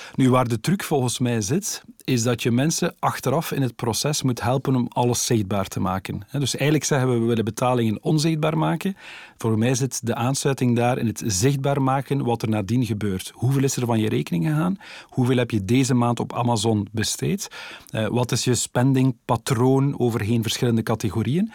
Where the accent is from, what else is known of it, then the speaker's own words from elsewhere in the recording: Ghent area, Flanders, Belgium; ik kom uit het Gentse